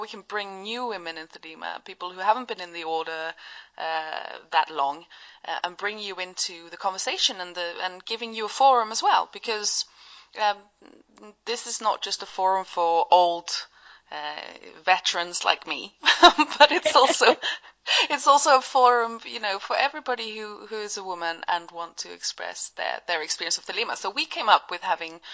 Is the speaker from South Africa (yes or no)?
no; Sweden; I'm from Sweden, and here in Sweden